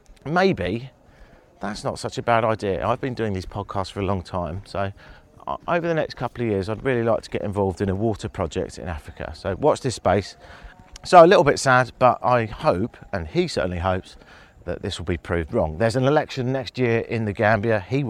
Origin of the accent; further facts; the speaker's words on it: England, United Kingdom